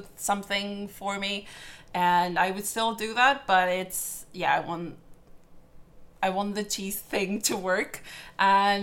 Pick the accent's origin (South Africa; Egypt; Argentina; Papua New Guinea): Argentina; also born or lived in London; now in Belfast, United Kingdom; My dad is Italian, but I was born in Argentina